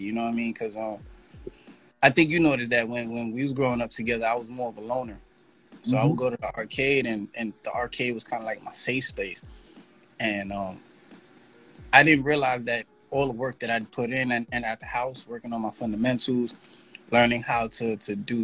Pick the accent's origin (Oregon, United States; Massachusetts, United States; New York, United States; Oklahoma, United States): New York, United States; New York City; also born or lived in Texas; I come from the Bronx. I'm a New York City resident, native. Been here all my life except for 1 year when I moved to Texas